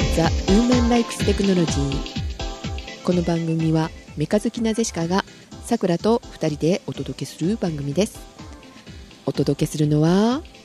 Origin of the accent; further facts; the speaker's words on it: Kyushu, Japan; moved away; 九州 出身なので